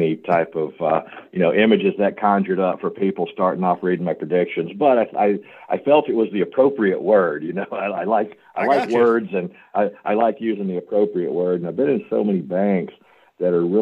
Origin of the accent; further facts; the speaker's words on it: Memphis, Tennessee, United States; also born or lived in St. Louis; I'm from Memphis, home of the blues, birthplace of rock and roll